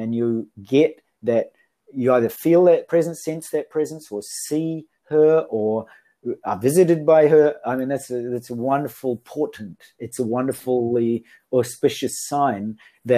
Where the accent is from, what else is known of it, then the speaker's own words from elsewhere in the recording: New Zealand; now in Japan; I come from New Zealand, although I'm living in Japan.